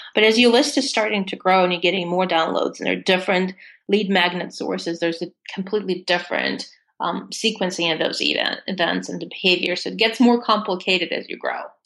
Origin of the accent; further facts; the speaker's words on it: Russia; English is a second language; moved away as an adult; I grew up in Russia and I did not speak any English until I was 20 years old.